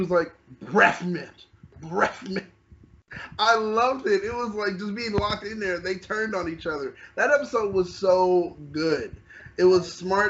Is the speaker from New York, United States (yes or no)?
yes; New York, United States; when I was young, growing up in New York